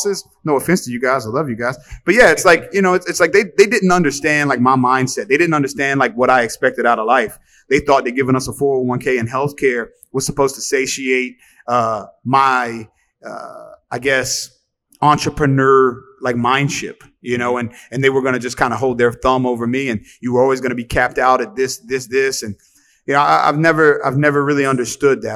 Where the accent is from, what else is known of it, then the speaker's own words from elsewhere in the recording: Halifax, Virginia, United States; moved away as an adult; also born or lived in Arizona; now in Miami, United States; my hometown of Halifax, Virginia